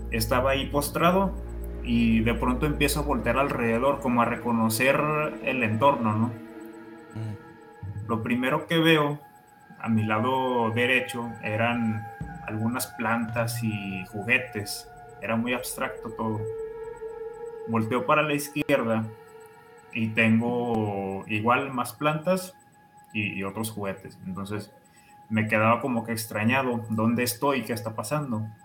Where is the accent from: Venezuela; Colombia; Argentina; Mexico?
Mexico; Soy de México.